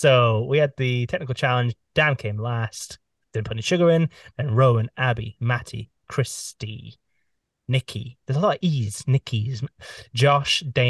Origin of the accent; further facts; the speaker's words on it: Aberdeen, Scotland, United Kingdom; I'm from Aberdeen, which is north